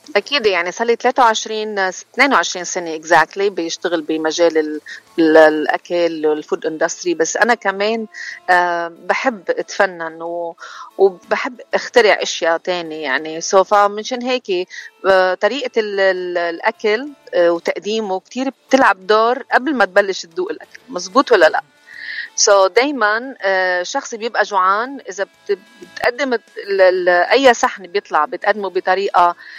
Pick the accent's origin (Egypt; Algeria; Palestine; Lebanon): Lebanon; Chouf, Mount Lebanon; now in United States; انا من لبنان و... ومن الشوف وجيت على امريكا بسنه 2000